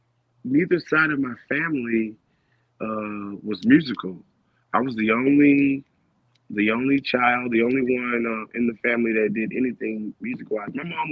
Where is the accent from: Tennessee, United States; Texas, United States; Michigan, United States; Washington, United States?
Tennessee, United States; Memphis; I was in Memphis majority of the time. I didn't really live in Nashville, but traveled there a lot, definitely for work. But mainly lived in Memphis for sure.